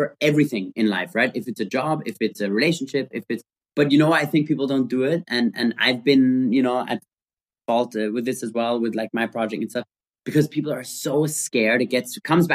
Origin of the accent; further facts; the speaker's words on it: Austria; we grew up in Austria